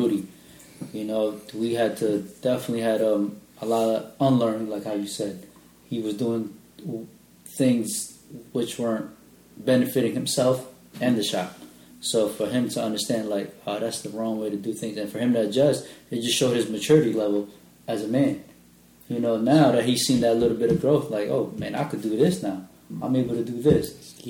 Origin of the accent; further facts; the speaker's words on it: Philippines; You know, I'm Filipino.